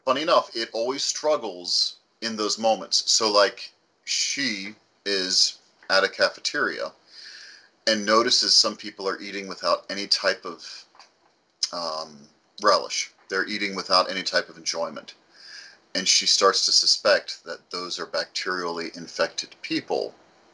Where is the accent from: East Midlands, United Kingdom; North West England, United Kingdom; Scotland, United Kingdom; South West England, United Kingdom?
Scotland, United Kingdom; now in United States; Scottish, we boiled everything.